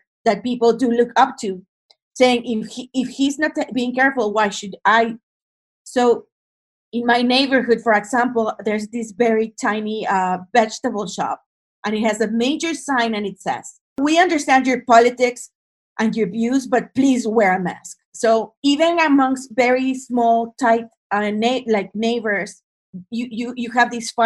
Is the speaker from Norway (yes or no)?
no; Monterrey, Nuevo León, Mexico; I'm from the north part of the country, I'm from Monterrey